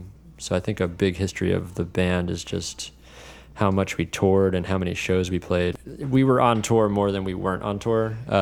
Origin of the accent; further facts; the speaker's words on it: New Jersey, United States; So I'm originally from New Jersey. Moved around a lot as a kid, but I spent like high school in New Jersey.